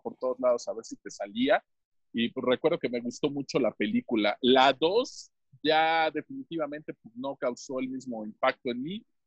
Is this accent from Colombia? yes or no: no; Tlaxcala, Mexico; saludándolos desde Villa del Progreso, San Pablo, San Antonio Carvajal, Tlaxcala de Chicotenca, México